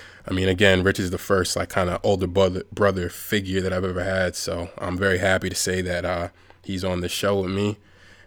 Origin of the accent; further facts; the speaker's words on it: Warwick, New York, United States; also born or lived in Bronx, New York; I moved from the Bronx into upstate New York, Warwick, New York, shout out to 845, when I was seven years old